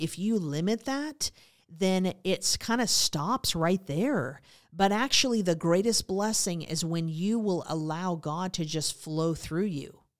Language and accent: English; Montana, United States; I was raised in Montana, so that was a big part of my life